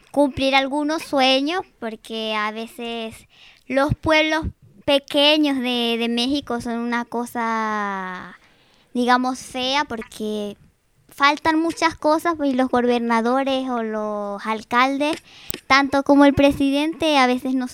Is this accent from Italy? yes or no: no; Venezuela; Sì, del Venezuela.